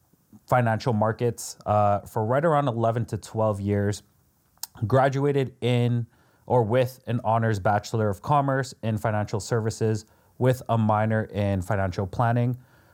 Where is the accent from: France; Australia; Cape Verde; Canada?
Canada; Toronto, Ontario; I'm also Canadian from Toronto.